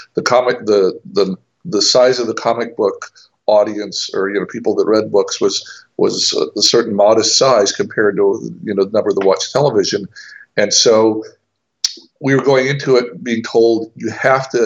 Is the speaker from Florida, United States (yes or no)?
no; East Tennessee, United States; also born or lived in Atlanta, Georgia / Minnesota; we ended up in East Tennessee, which is where I grew up through middle school and high school and college